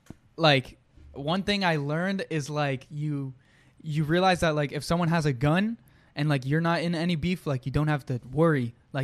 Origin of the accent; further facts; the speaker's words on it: New York City, New York, United States; English is a second language; moved away; also born or lived in Manhattan / Brownsville / East Flatbush; I grew up in, like, a nice neighborhood. Like, I grew up in Williamsburg. So, that's also in Brooklyn. But it's, like, 18 years ago, it was kind of, like, it was ghetto. But then it got gentrified